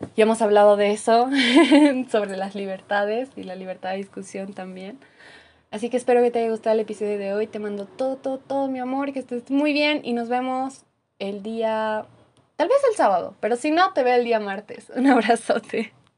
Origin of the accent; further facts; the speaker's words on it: Bolivia; como boliviana en mi caso